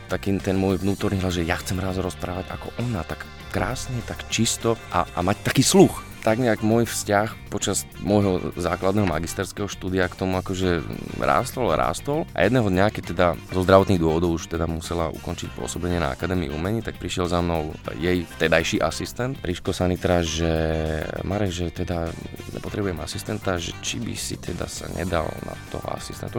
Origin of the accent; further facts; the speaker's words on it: Fulianka, Prešov Region, Slovakia; moved away as an adult; also born or lived in Banská Bystrica / Zvolen; v ochotníckom divadle v obci obci, z ktorej pochádzam, z Fulianky